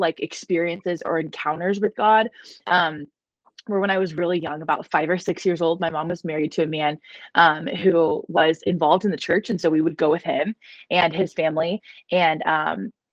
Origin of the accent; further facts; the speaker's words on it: Dallas, Texas, United States; I was born and raised in Dallas, Texas.